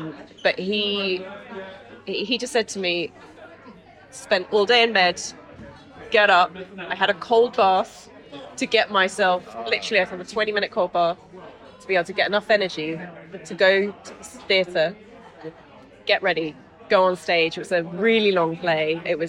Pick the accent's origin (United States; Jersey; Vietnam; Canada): Jersey; because I'm from Jersey, and so there's this thing called the Eisteddfod